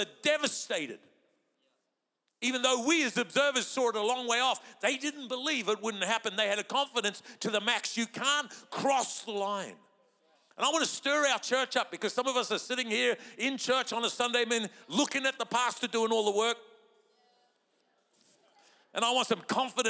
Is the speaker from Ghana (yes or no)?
no; New Zealand; moved away; I'm a Kiwi by birth